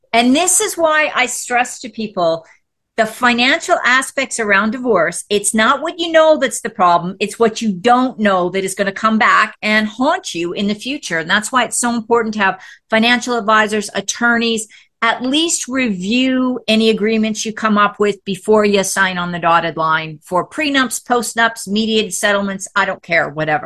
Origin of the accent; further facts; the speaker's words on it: Canada; moved away as an adult; also born or lived in Texas; now in United States; I'm from Canada